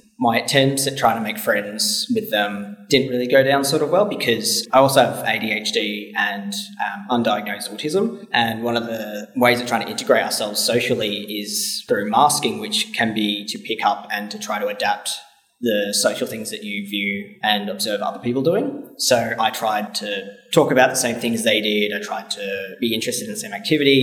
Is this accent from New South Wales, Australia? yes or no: no; Bendigo, Victoria, Australia; also born or lived in Melbourne, Australia / Frankston, Australia; we moved up to Bendigo when I was about 6 years old